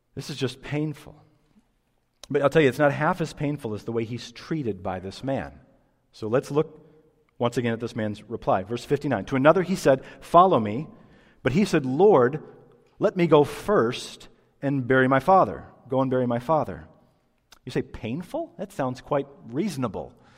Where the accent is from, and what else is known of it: United States